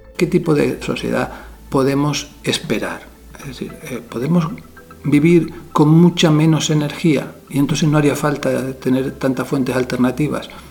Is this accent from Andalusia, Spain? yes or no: no; Canary Islands, Spain; las costas de mi tierra, Canarias